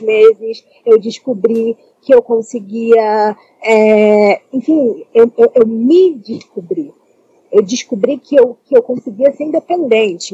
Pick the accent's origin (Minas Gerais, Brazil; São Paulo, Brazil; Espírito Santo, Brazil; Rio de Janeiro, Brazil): Rio de Janeiro, Brazil; Baixada Fluminense; Eu sou da Baixada Fluminense, do Rio de Janeiro